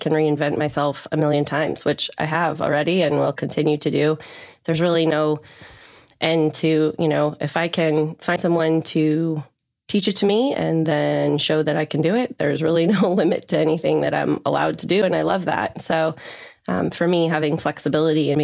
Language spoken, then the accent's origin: English; Colorado, United States; moved away as an adult; also born or lived in Northern California; now in Charleston, United States; I was born and raised in Colorado, spent most of my life there